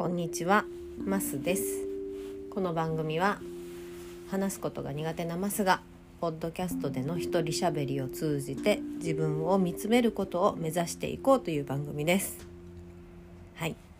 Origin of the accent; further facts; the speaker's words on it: Hyogo, Japan; now in Kyoto, Japan; 私、今、京都に住んでますけど、出身は兵庫県なんです。